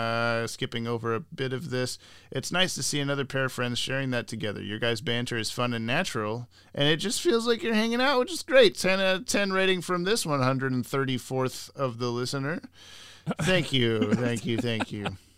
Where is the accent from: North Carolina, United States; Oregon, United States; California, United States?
Oregon, United States; Yes, I am from Big Bess, Oregon, as far as I know, which is weird because not many people online are.